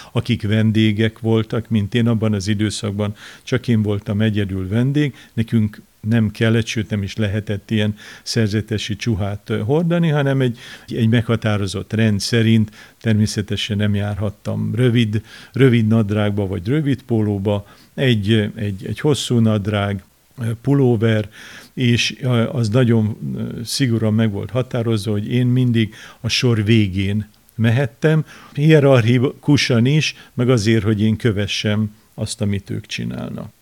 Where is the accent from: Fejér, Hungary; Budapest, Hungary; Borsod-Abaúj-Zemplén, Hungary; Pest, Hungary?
Borsod-Abaúj-Zemplén, Hungary; Kazincbarcika; Én Kazinc Barcikán nőttem fel az akkori kor szocialista városában